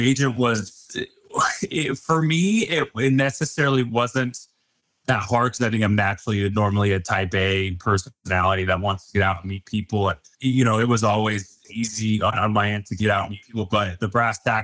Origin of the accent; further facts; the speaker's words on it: Highlands Ranch, Colorado, United States; growing up in Highland Ranch, you know, very well off area to an extent